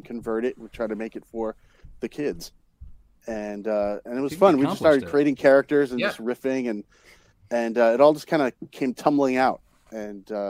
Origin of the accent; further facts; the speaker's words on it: New York City, New York, United States; also born or lived in Long Island; I'm from the Bronx, Long Island.